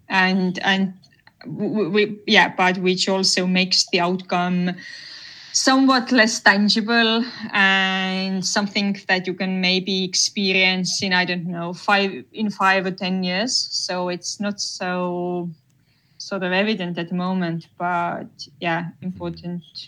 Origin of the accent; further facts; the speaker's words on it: Tartu, Tartu County, Estonia; moved away as an adult; I'm originally from Tartu. So, yes, I, I lived here until I graduated from high school